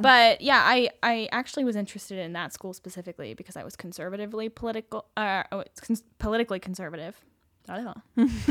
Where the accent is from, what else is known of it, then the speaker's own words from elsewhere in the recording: Salt Lake City, Utah, United States; I grew up in Salt Lake City.